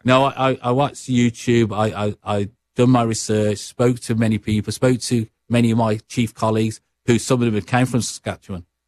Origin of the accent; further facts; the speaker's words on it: Birmingham, West Midlands, United Kingdom; accent: Brummie; moved away as an adult; now in Regina, Canada; my accent, uh, what Sarah Mills would say is a Brummy accent.